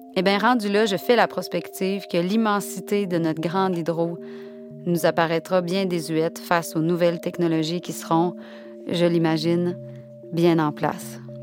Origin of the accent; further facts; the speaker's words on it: Quebec, Canada; je suis québécoise